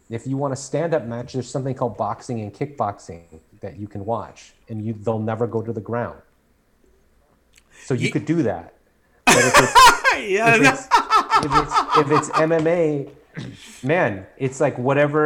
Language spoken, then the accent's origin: English; United States